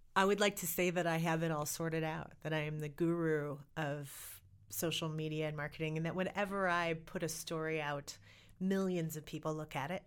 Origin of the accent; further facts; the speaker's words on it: Montana, United States; also born or lived in Oregon; I am American and Montanan